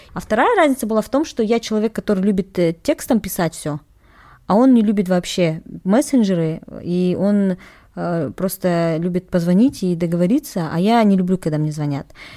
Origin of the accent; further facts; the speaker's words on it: Kazakhstan; Я казашка